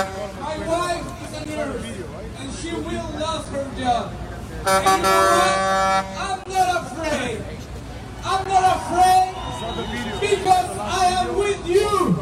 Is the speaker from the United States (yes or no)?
no; Colombia; now in Canada; I was born and raised in Colombia. I leave Colombia because the problems, you know. I believe in Canada